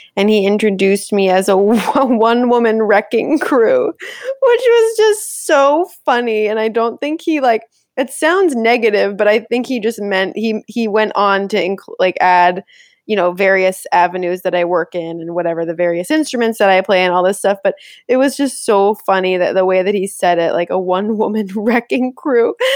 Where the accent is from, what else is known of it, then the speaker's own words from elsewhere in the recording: Connecticut, United States; moved away; also born or lived in Rochester; growing up in Connecticut, like, I was able to come into the city a bunch